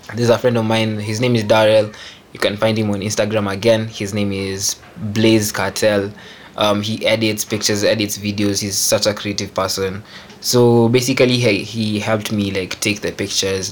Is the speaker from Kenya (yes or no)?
yes; Kenya; I'm a Kenyan music producer. Uh, I'm based in Nairobi.